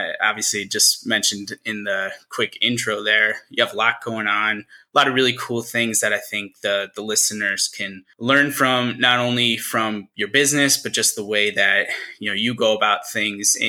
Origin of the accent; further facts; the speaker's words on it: Syracuse, New York, United States; moved away; back in Syracuse, New York, my hometown